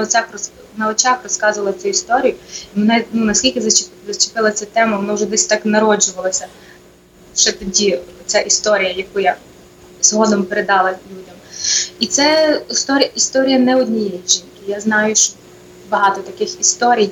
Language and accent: Ukrainian; Ivano-Frankivsk, Ivano-Frankivsk Oblast, Ukraine; moved away as an adult; also born or lived in New York, United States / New Jersey, United States; now in Connecticut, United States; я сама родом з Івано-Франківщини